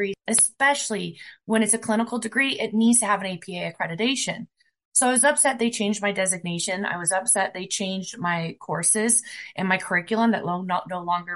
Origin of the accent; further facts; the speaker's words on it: Fort Collins, Colorado, United States; I am from the Fort Collins, Colorado area, 60 miles away